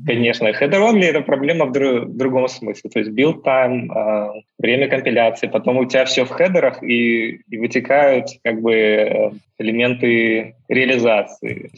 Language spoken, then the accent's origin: Russian; Belarus; moved away as an adult; also born or lived in United Kingdom; now in California, United States; Я родом из Беларуси, поэтому владею русским